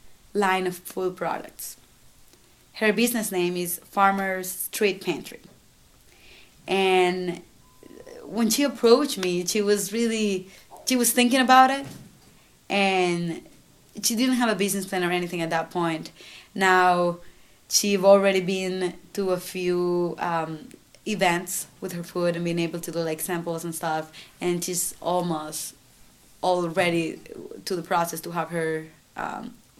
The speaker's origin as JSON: {"language": "English", "region": "San Salvador", "country": "El Salvador", "tie": "born or raised there", "moved": "as an adult", "lives_now": "Syracuse, United States", "said": "I grew up in San Salvador, that's right, that's the capital."}